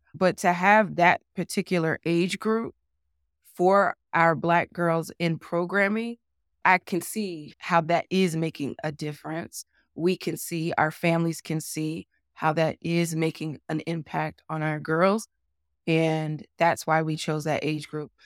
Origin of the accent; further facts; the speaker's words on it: New Jersey, United States; moved away as an adult; now in Utah, United States; I had as a child in New Jersey